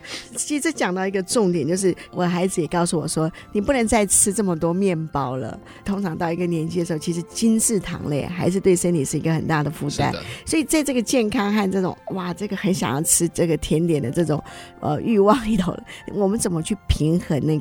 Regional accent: China; 这个老面就是会不会就像我们中国人常常在制作一些酱料的时候的方法是一样？

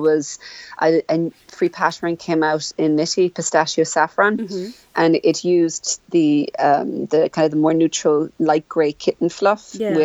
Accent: Ireland; We call it Irish here. Of Ireland, they'll call it Gaelic, but within the country here, if someone says, what are you speaking? We'd say, I'm speaking Irish

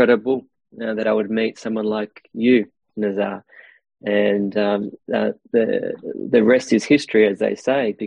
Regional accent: Australia; I am Aussie.

